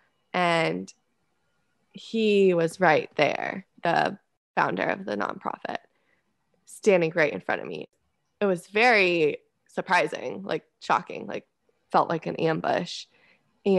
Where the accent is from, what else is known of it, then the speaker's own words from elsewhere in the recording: Scottsdale, Arizona, United States; moved away as an adult; also born or lived in Fort Sill, Oklahoma; I'm from Scottsdale, Arizona